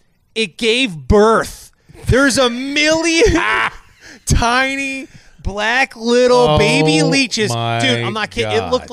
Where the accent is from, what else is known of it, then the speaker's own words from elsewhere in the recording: Ohio, United States; moved away; So I grew up in Ohio.